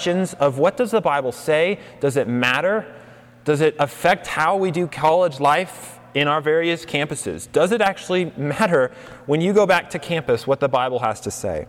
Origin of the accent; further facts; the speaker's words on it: Colorado, United States; moved away as an adult; now in New Mexico, United States; I grew up in Colorado, so I'm kind of from this part of the world a little bit.